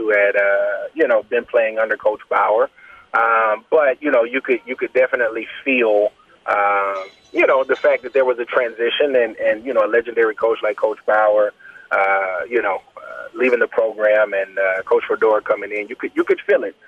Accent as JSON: {"language": "English", "town": "Pascagoula", "region": "Mississippi", "country": "United States", "said": "I'm from the Mississippi Gulf Coast"}